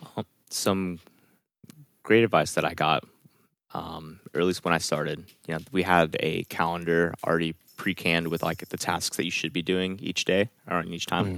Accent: California, United States; I'm from California

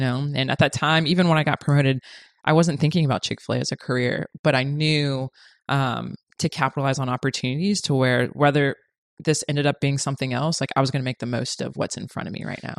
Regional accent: Orlando, Florida, United States; moved away as an adult; now in Los Angeles, United States; originally from Orlando, Florida, born and raised

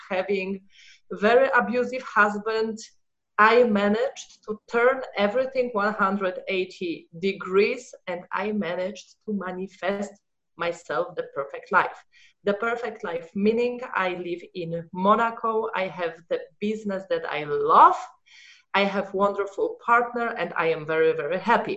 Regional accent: Poland; English is a second language; moved away as an adult; also born or lived in Germany; I was born in Poland

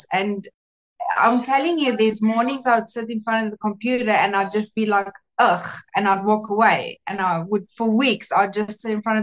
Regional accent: South Africa; first language Afrikaans; English is a second language; I'm Afrikaans, I'm not English.

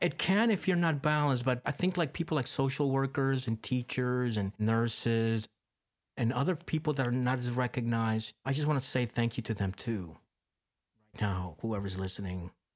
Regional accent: Costa Rica; moved away; Growing up in Costa Rica, I was embedded in that.

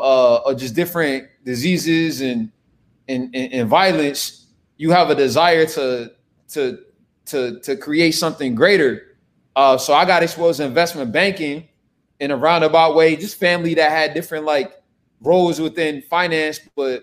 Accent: Newark, New Jersey, United States; also born or lived in Charlottesville, Virginia / Brunswick, Georgia; I'm a Jersey guy, and we're in Newark, and I grew up pretty much around this community. However, I was born in Charlottesville, Virginia, the home of Thomas Jefferson, and in Albemarle County, University of Virginia.

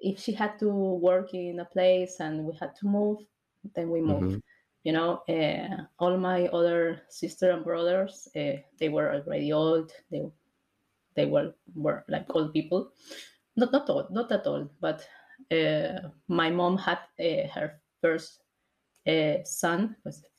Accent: Peru; now in Argentina; I'm from Peru, but I lived here in Argentina for like more than 15 years, maybe more

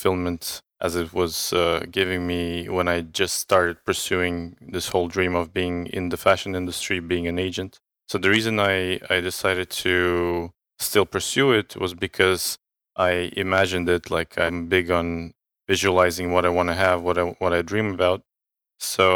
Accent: Estonia; moved away; I'm from Estonia

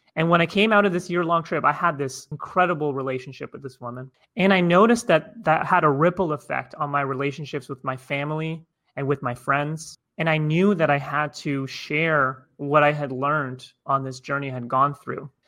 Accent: Toronto, Ontario, Canada; I'm originally from Toronto, Canada

